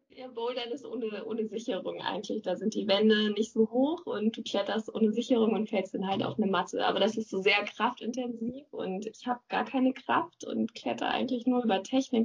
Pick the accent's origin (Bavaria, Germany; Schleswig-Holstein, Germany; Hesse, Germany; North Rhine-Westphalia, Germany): Schleswig-Holstein, Germany; Neumünster; now in Lübeck, Germany; Ich komme aus Neumünster